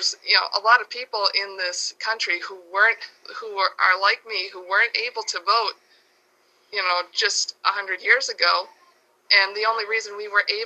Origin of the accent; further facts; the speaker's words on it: New York, United States; my home state of New York